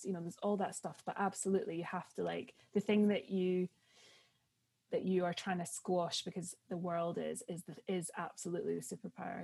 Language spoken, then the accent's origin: English; Edinburgh, Scotland, United Kingdom; moved away; also born or lived in London; my family are very West Coast, even though I was brought up in Edinburgh